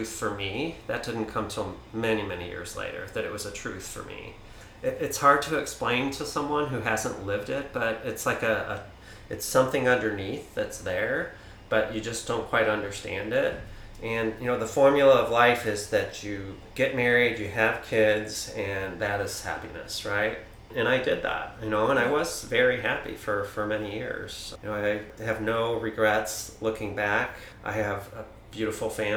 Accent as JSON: {"language": "English", "town": "St. Louis", "region": "Missouri", "country": "United States", "tie": "born or raised there", "moved": "yes", "lives_now": "Kalamazoo, United States", "said": "I was born in St. Louis, Missouri, youngest of 5 kids, and lived kind of a Midwestern typical suburb family."}